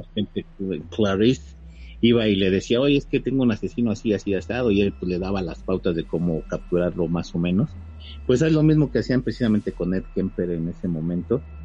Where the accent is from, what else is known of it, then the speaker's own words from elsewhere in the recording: Mexico; nosotros como mexicanos